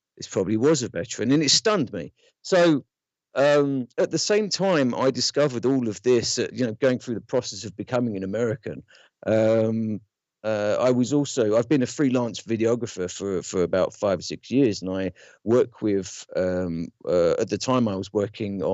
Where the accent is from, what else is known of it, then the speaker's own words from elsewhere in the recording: London, United Kingdom; moved away as an adult; now in United States; growing up in London